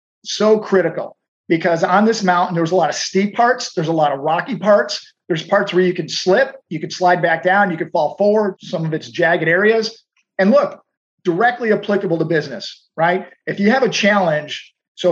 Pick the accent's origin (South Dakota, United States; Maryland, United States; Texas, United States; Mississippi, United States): Texas, United States; Houston; I'm from Houston. It is dead flat here